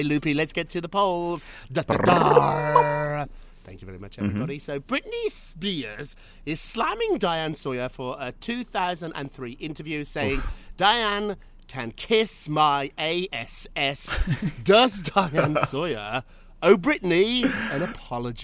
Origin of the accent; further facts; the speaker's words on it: United Kingdom; now in United States; a Brit who lives in America